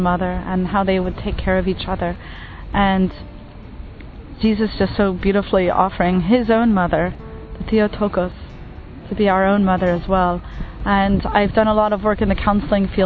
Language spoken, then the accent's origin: English; United States; moved away as an adult; now in Asia; I'm from the United States, and I am a Catholic lay missionary in Asia